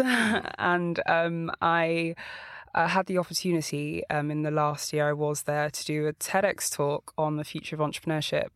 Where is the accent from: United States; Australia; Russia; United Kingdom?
United Kingdom; London; I was born in Walthamstow.